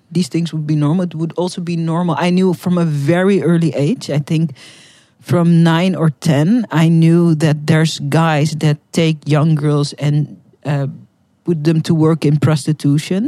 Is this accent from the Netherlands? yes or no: yes; Netherlands; first language Dutch; English is a second language; I'm from the Netherlands